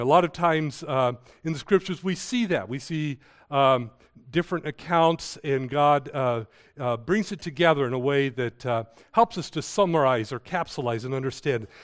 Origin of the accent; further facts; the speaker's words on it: United States; I was born here in the United States.